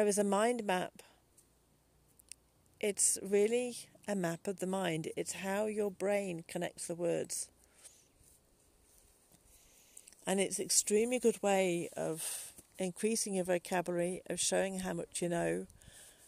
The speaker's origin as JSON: {"language": "English", "region": "England", "country": "United Kingdom", "said": "as an English person"}